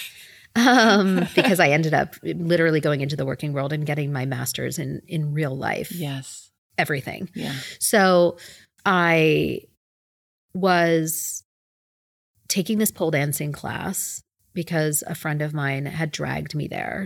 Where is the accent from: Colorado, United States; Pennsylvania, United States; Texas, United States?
Pennsylvania, United States; Philadelphia; moved away; I growing up in Philadelphia, uh, where my parents and my brother still reside